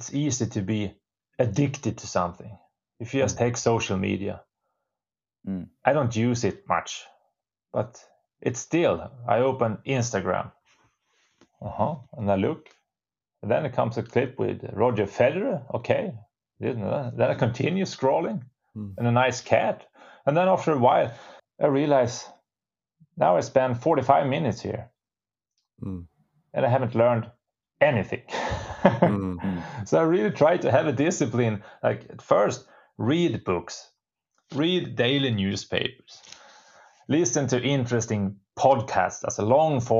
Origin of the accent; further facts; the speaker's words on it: Storuman, Västerbotten County, Sweden; is the place where I was born. My parents still live here. I have my roots here. I know all the small roads